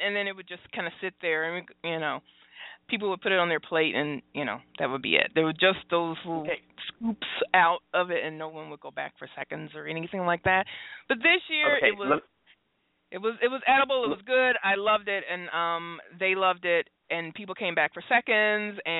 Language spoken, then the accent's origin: English; Detroit, Michigan, United States; I'm from Detroit